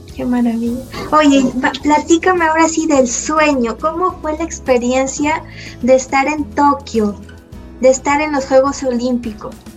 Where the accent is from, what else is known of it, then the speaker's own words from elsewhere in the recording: Mexico; en México estamos en pañales